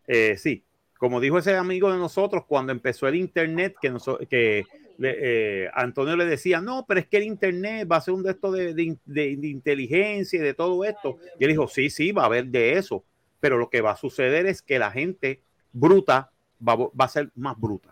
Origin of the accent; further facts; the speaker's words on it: Puerto Rico; Nosotros nacimos en una isla del Caribe